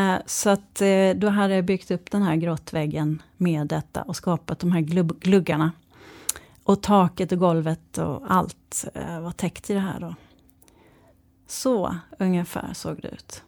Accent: Malmö, Skåne, Sweden; jag kommer eh, från Malmö

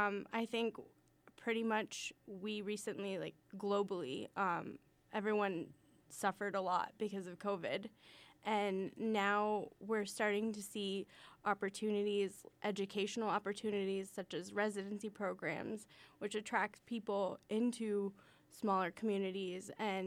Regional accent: Indiana, Pennsylvania, United States; also born or lived in California; I grew up in Indiana, Pennsylvania.

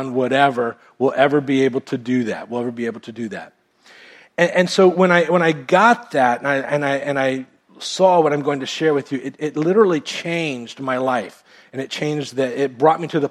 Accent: United States; I was born in America and went to a Baptist church growing up

